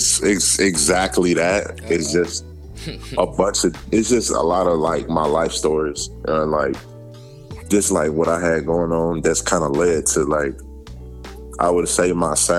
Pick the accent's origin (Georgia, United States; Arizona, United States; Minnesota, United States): Georgia, United States; I'm from Georgia